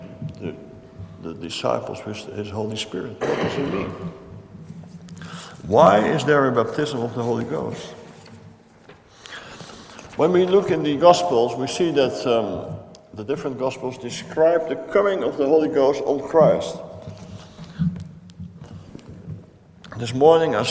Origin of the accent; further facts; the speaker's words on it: Netherlands; I come from Holland